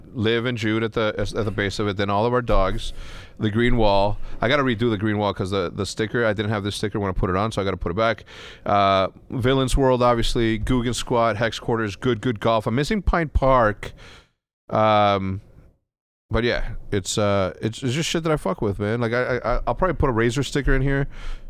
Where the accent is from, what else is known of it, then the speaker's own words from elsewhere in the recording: Mexico; because I grew up in schools in Mexico, okay?